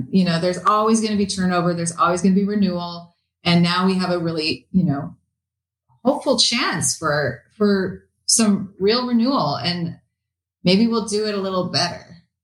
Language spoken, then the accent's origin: English; Renton, Washington, United States; now in Seattle, United States; I grew up in Renton. I'm from Renton and moved to Seattle when I was 17.